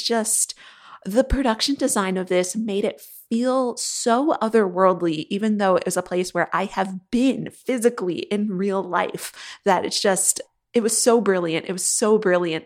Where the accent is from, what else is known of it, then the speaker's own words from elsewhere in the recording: New England, United States; And I'm from New England